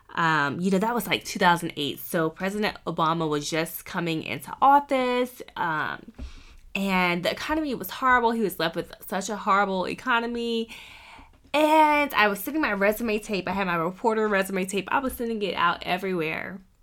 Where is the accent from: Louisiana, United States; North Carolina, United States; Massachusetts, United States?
North Carolina, United States; Wilmington; moved away as an adult; now in Columbus, United States; I grew up near Wilmington, North Carolina, so beach, beach, beach